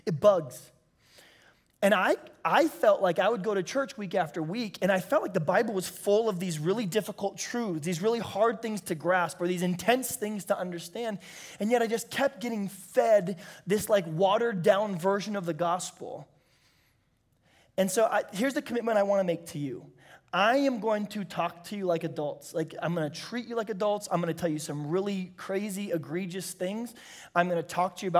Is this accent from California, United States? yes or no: yes; San Diego, California, United States; also born or lived in Bakersfield, California; I'm from San Diego, California